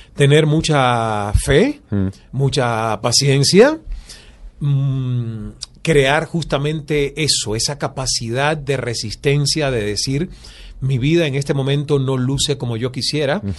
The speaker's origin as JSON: {"language": "Spanish", "country": "Cuba", "tie": "born or raised there", "also_born_or_lived": "Toronto, Canada / Canada", "moved": "as an adult", "lives_now": "Miami, United States", "said": "nací en Cuba y me formaron como proletario"}